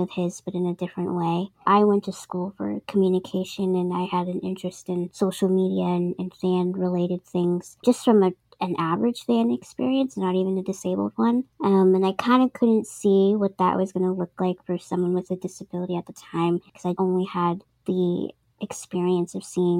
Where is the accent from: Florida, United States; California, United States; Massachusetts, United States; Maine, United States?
Massachusetts, United States; Boston; I'm from Boston, Massachusetts